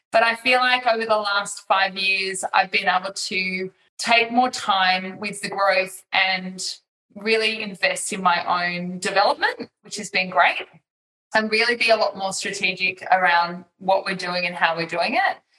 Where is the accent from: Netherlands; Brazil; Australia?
Australia; moved away as an adult; also born or lived in Singapore; I'm an Australian mum of three, and I now live in Australia, but I have spent 11 years of my life living as an expat in Singapore